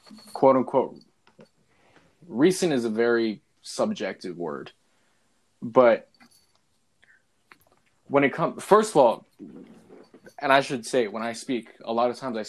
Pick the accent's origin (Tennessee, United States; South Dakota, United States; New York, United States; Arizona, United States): Arizona, United States; Phoenix; also born or lived in Chicago, Illinois; West Side Phoenix